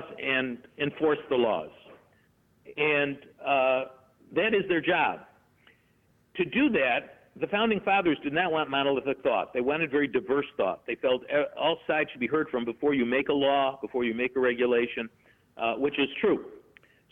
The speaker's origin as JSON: {"language": "English", "town": "Rochester", "region": "New York", "country": "United States", "said": "I'm from Rochester, New York"}